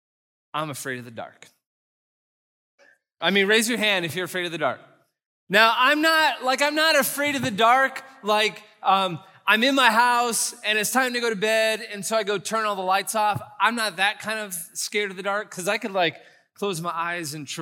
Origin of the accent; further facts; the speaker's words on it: San Antonio, Texas, United States; I'm from San Antonio